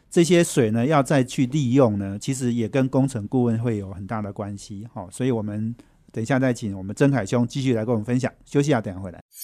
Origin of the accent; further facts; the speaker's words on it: central Taiwan, Taiwan; 我家，我老家也在中部哈